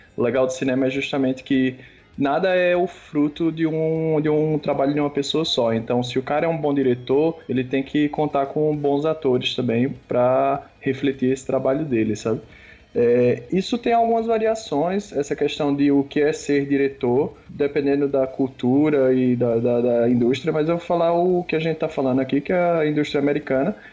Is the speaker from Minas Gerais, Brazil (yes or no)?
no; Pernambuco, Brazil; now in São Paulo, Brazil; Tô em São Paulo, apesar de ser pernambucano